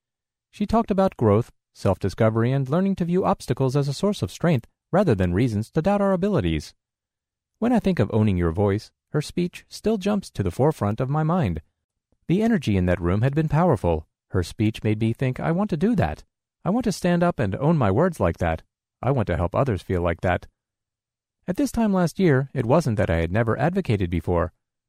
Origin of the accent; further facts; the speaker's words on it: New York, United States; I'm from New York, but I'm currently in training at the Louisiana Center for the Blind.